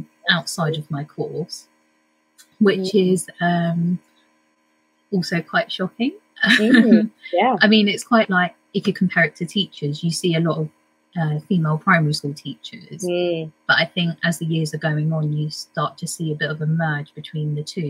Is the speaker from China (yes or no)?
no; United Kingdom; I'm a British Indian